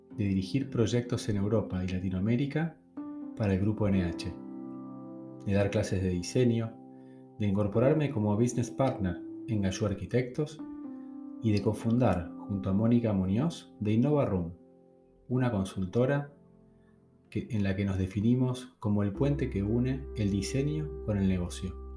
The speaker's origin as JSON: {"language": "Spanish", "country": "Argentina", "said": "en mi país está mi gente, están las personas que conozco"}